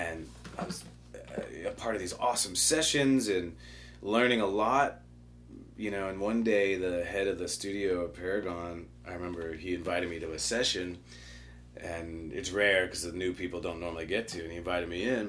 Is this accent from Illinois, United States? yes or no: yes; Chicago, Illinois, United States; also born or lived in Nashville; I'm originally from Chicago.